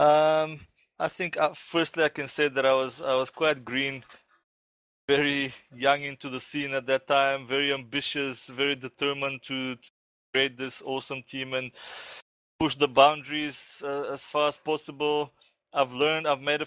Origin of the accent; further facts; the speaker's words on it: Bulgaria; moved away; also born or lived in South Africa; I went back to my home country, Bulgaria, about 6 months ago